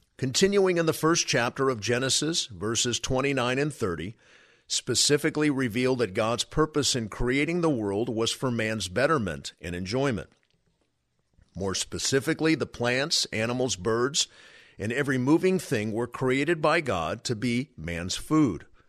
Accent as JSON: {"language": "English", "region": "California", "country": "United States", "said": "I am from California"}